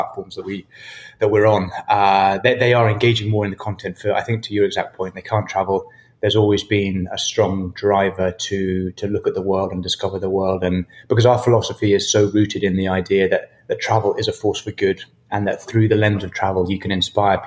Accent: Perth, Scotland, United Kingdom; moved away as an adult; also born or lived in New Zealand; I grew up in Scotland on a farm in the middle of nowhere.

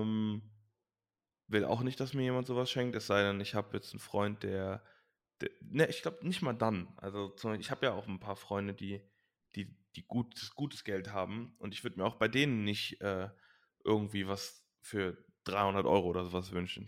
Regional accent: Leverkusen, North Rhine-Westphalia, Germany; also born or lived in Langenfeld-Reusrath; wir sind halt in Leverkusen-Opladen groß geworden

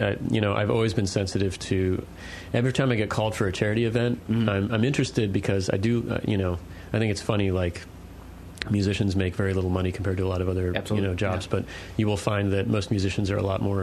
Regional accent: Sterling, Virginia, United States; I grew up on the Claude Moore Farm in Sterling, Virginia

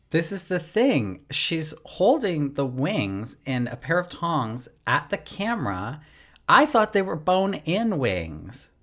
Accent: Canada; obviously I'm Canadian

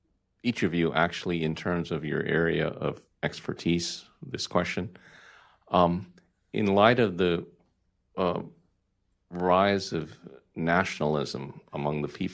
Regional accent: Philippines; now in Arizona, United States; Augustus, Arizona, Filipino by birth, American by choice. Family and extended family has been in this town since 1955.

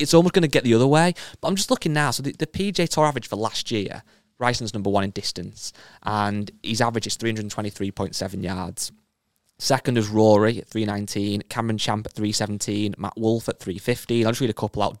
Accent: England, United Kingdom; I'm English

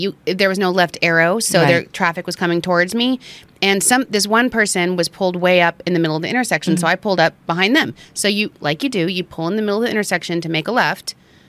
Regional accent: New York, United States; I'm a New Yorker.

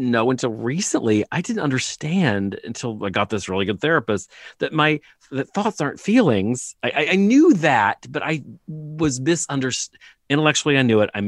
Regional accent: Reading, Pennsylvania, United States; Uh, Reading

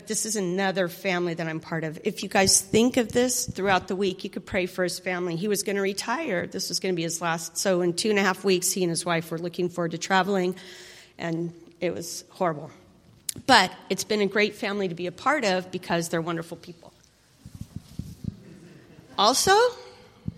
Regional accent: United States; I'm an American

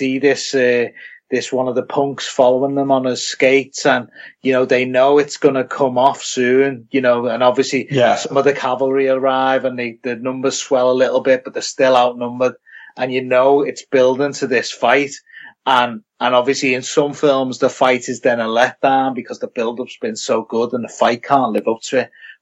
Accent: United Kingdom; from being British

